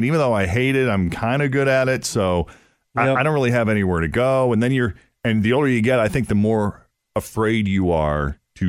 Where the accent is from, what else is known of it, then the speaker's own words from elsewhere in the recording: Boston, Massachusetts, United States; moved away as an adult; now in Cincinnati, United States; I'm from Boston originally